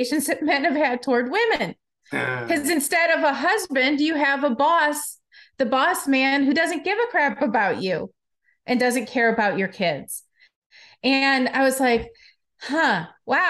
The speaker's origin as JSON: {"language": "English", "town": "Detroit", "region": "Michigan", "country": "United States", "moved": "yes", "said": "I'm from Detroit originally"}